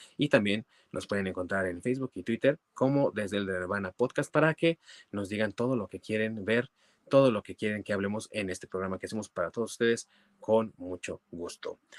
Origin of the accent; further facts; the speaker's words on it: Mexico; como buenos mexicanos obviamente vemos televisión en nuestro idioma